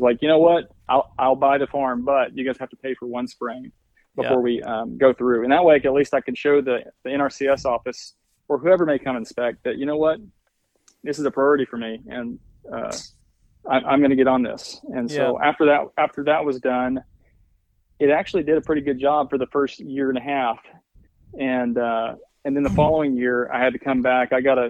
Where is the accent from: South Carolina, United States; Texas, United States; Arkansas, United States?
Arkansas, United States; we'd had a family farm that I grew up on in Arkansas. So, you know, I've been reading to some extent about that, you know, and all the things I could do for that farm. You know, however, there was limitations, you know, being in the Ozark Mountains